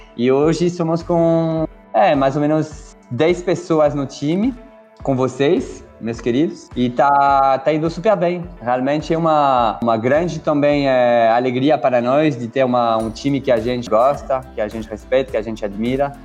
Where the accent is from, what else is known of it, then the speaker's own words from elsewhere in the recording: France; accent: French; Portuguese is a second language; moved away as an adult; also born or lived in Switzerland; now in São Paulo, Brazil; eu sou francês, dá para ver com é o meu sotaque